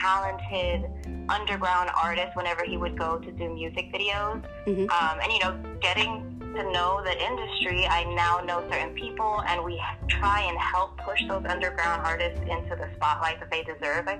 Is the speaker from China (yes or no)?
no; New York City, New York, United States; moved away as an adult; now in California, United States; I'm from Queenz, New York, originally. Born and raised.